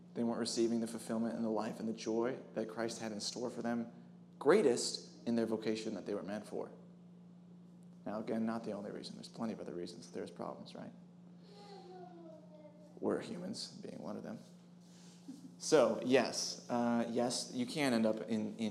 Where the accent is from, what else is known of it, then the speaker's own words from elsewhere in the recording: Wisconsin, United States; I'm from Wisconsin also